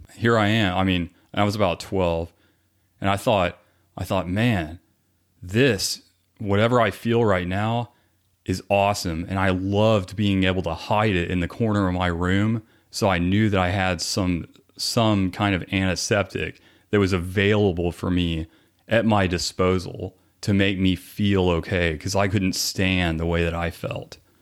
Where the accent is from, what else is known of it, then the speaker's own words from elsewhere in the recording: Garland, Texas, United States; I was born here in the Dallas area. So, um, we grew up, I grew up in Garland